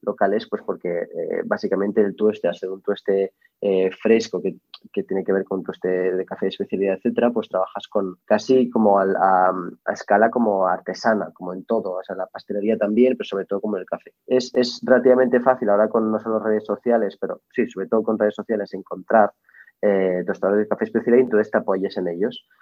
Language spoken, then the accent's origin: Spanish; Barcelona, Catalonia, Spain; also born or lived in Paris, France; yo, soy de Barcelona, o sea, soy medio marroquí, Yo siempre, digo que soy medio marroquí, medio francés y medio español-catalán